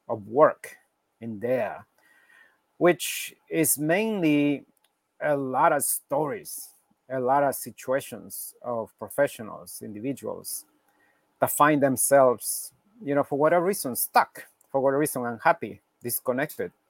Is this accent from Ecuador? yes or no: yes; Quito, Pichincha, Ecuador; now in New York, United States; originally from Ecuador, from Quito, Ecuador in South America.